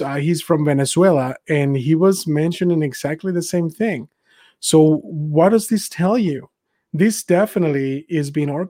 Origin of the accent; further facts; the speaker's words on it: Mexico; now in United States; I was born and raised in Mexico. I came to America because of the culture.